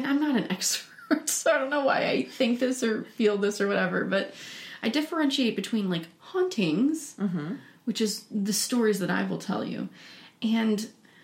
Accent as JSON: {"language": "English", "town": "St. Louis", "region": "Missouri", "country": "United States", "moved": "yes", "said": "I'm from St. Louis originally"}